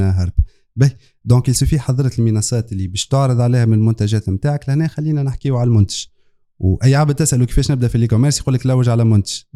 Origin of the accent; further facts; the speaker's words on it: Tunisia; انا من حي الانطلاق